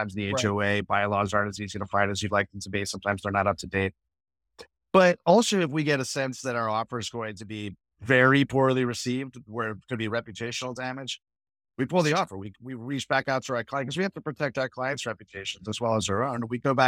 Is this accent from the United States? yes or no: yes; New England, United States; also born or lived in New York; I grew up in New England and New York, and my parents lived in old, interesting houses.